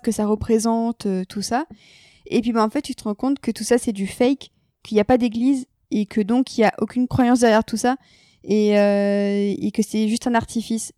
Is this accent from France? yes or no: yes; France; on parle en tant que Français.